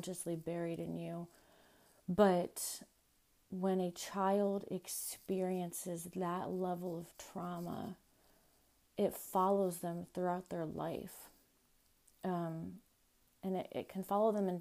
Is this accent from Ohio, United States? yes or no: yes; Ohio, United States; also born or lived in Florida; I moved to Ohio from Florida. I was 3 years old.